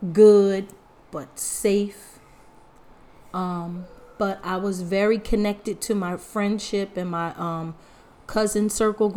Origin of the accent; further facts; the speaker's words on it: Bensalem, Pennsylvania, United States; also born or lived in Philadelphia; I grew up in Bensalem for the first, 9 years of my life